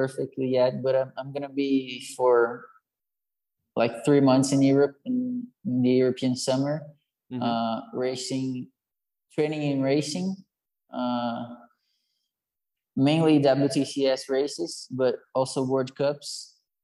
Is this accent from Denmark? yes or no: no; Salto, São Paulo, Brazil; born or raised there